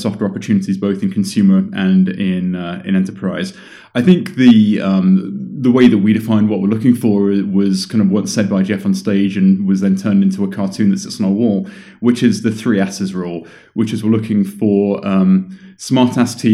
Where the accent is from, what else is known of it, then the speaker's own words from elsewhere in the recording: London, United Kingdom; moved away as an adult; now in California, United States; I was born in London in June of 1979